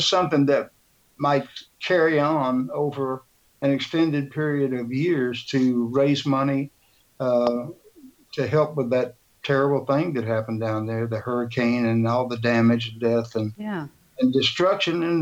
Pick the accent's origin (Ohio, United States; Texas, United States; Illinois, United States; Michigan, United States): Texas, United States; Houston; the great city of Houston. Which is my hometown and Sandy's hometown